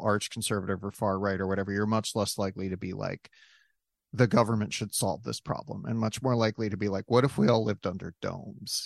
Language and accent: English; South Dakota, United States; Growing up in South Dakota, we did not have recycling